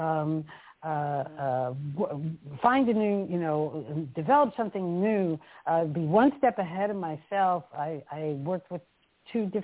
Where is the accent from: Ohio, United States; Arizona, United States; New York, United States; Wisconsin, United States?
New York, United States; moved away as an adult; now in Amsterdam, Netherlands; my journey took me from the States where I was born and raised in New York and the East Coast, and I've been in Amsterdam for more than 35 years